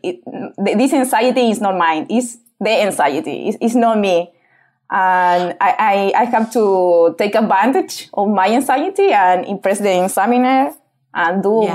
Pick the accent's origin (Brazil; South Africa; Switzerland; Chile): Chile; English is a second language; now in United Kingdom; I'm from Chile.